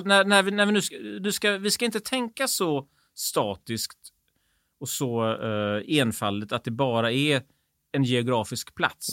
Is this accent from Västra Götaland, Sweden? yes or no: yes; Gothenburg, Västra Götaland, Sweden; vi är göteborgare